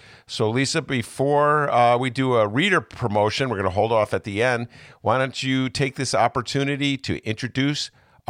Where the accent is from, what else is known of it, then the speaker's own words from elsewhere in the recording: Evanston, Illinois, United States; I'm from Evanston.